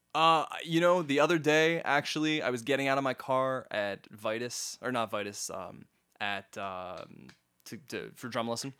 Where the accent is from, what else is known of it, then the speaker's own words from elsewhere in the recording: Halifax, Nova Scotia, Canada; I was born in Halifax